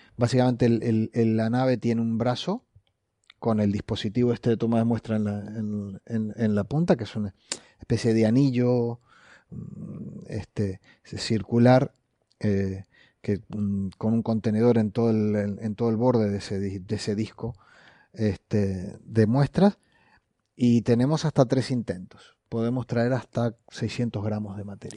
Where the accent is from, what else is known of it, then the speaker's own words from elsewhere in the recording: Uruguay; moved away; Como decimos en Uruguay